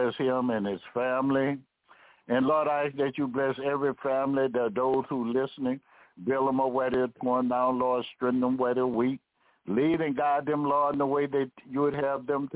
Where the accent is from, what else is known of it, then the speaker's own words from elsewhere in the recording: United States; I was raised in America. And this America is my home.